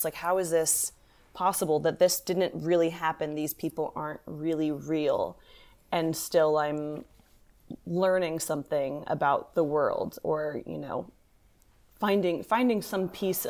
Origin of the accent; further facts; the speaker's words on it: Kentucky, United States; also born or lived in Ohio; New York, for a kid who was growing up in Kentucky and Ohio, New York also felt very exotic to me.